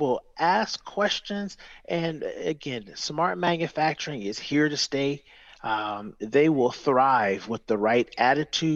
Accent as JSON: {"language": "English", "town": "Detroit", "region": "Michigan", "country": "United States", "tie": "born or raised there", "said": "I grew up in Detroit, Michigan, and went through an apprenticeship program to start"}